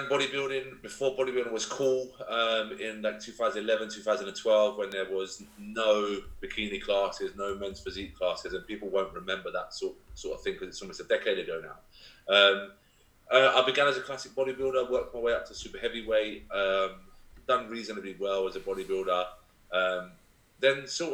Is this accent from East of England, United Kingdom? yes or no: no; London, United Kingdom; moved away as an adult; also born or lived in Essex; now in Kent, United Kingdom; I'm born and bred in London, then moved to Essex, and then I moved to Kent to actually open this gym.